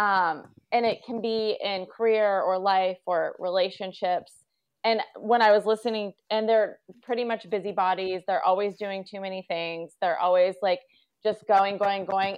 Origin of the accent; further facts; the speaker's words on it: Newark, United States; moved away as an adult; also born or lived in Boston / Los Angeles; we grew up in Newark and it was very small town. I looked it up, fifty thousand people